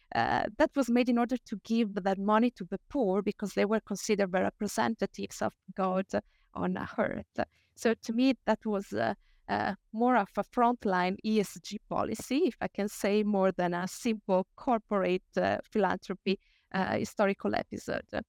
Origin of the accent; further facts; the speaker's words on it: Italy; I share my home country, Italy